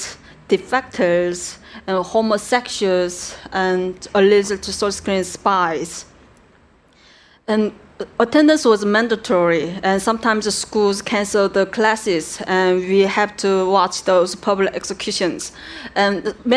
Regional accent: North Korea; English is a second language; moved away; as a North Korean citizen

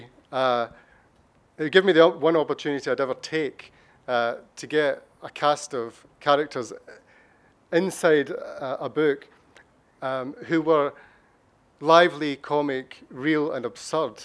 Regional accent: Scotland, United Kingdom; being a Scottish novelist

